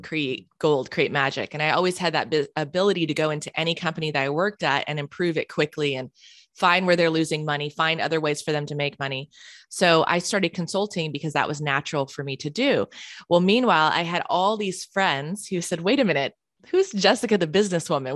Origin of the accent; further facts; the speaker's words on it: Charlotte, North Carolina, United States; moved away as an adult; now in San Diego, United States; I grew up in Charlotte, North Carolina